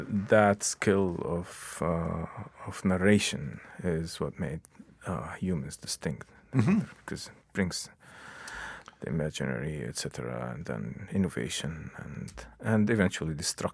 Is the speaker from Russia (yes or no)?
no; Lebanon; first language Arabic; English is a second language; moved away as an adult; also born or lived in New York / Canada